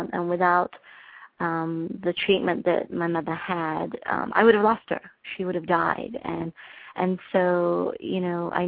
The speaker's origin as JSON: {"language": "English", "town": "Liverpool", "region": "North West England", "country": "United Kingdom", "tie": "born or raised there", "moved": "as an adult", "lives_now": "Michigan, United States", "said": "I was born in Liverpool, the home of …"}